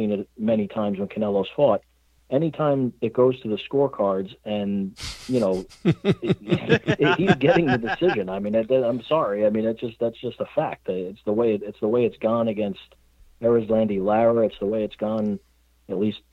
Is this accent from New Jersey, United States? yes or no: yes; Northern New Jersey, United States; I'm from Northern New Jersey, as is Steve